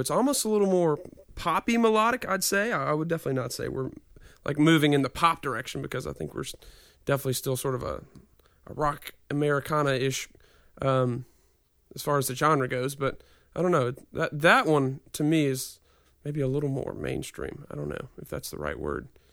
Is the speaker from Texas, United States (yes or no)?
no; Nashville, Tennessee, United States; I grew up here